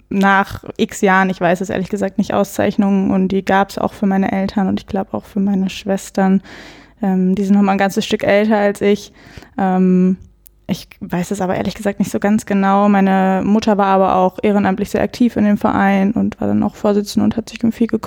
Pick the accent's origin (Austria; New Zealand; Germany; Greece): Germany; Bielefeld, North Rhine-Westphalia; Äh, Blau-Weiß-Grün Ummeln in Bielefeld. Ich komme aus Bielefeld.